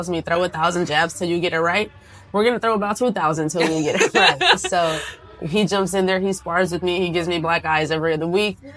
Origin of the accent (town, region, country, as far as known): San Jose, California, United States